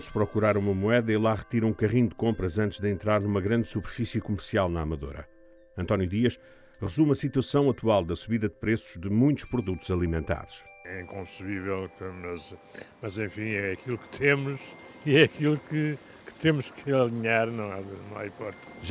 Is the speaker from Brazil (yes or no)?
no; Cape Verde; Eu faço as coisas da minha terra, Cabo Verde.